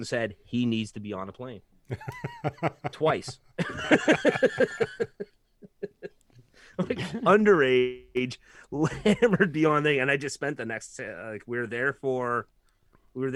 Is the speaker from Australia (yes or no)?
no; Canada; I'm from fucking Canada.